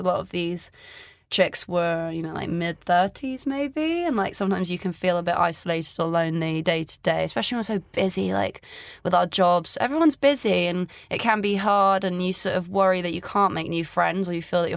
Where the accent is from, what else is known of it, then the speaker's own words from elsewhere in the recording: Greece; moved away; I grew up in Greece